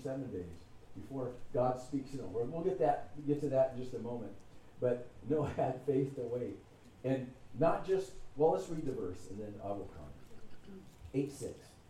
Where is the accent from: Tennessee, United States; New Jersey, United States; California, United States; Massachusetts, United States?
California, United States; I'm from California